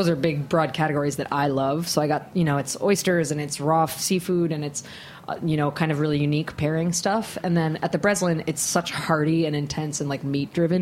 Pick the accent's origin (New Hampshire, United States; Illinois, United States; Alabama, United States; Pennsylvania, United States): Pennsylvania, United States; Harrisburg; now in New York, United States; I was raised in the East Coast